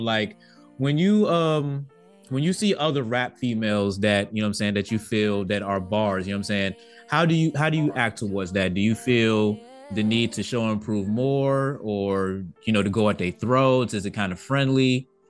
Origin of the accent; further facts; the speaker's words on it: East Coast, United States; Because I'm not a Southerner neither, you know what I'm saying? I'm from the East Coast, so I'm not as Northern as you, you know what I'm saying?